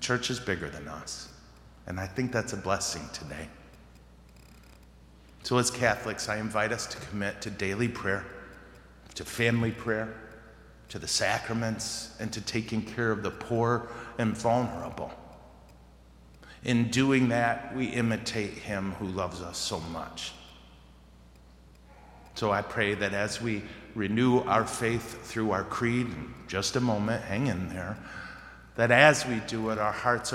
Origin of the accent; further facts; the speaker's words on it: United States; I thank Jesus I was born here